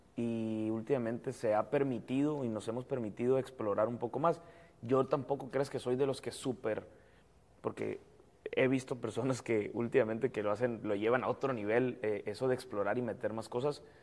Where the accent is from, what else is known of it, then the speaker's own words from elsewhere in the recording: Mexico; nosotros como mexicanos